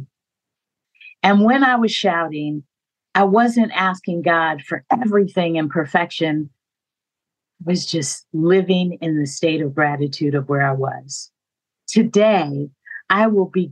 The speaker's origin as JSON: {"language": "English", "town": "San Francisco", "region": "California", "country": "United States", "tie": "born or raised there", "said": "When I was growing up in San Francisco, I went to a church called Third Baptist."}